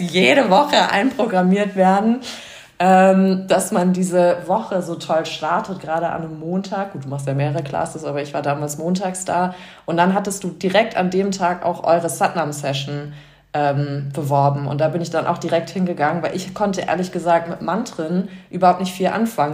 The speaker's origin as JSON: {"language": "German", "region": "New York", "country": "United States", "tie": "born or raised there", "also_born_or_lived": "Frankfurt / Vancouver", "moved": "yes", "lives_now": "Munich, Germany", "said": "ich bin ursprünglich aus Frankfurt in New York aufgewachsen und dann irgendwie über Ecken nach München so gekommen."}